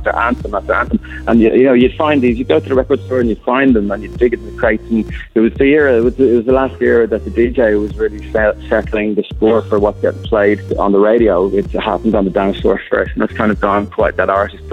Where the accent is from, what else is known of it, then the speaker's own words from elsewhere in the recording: Gold Coast, Queensland, Australia; we're from Gold Coast, where I'm actually based